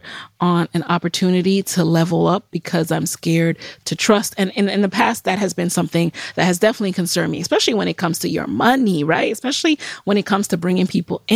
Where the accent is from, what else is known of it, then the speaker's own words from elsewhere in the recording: New York City, New York, United States; also born or lived in Jamaica; I grew up in the Bronx.